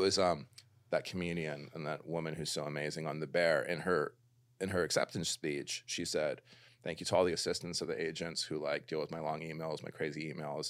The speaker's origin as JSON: {"language": "English", "town": "Los Angeles", "region": "California", "country": "United States", "tie": "born or raised there", "also_born_or_lived": "London / New York", "said": "I'm like a total L A baby. I grew up in the Valley"}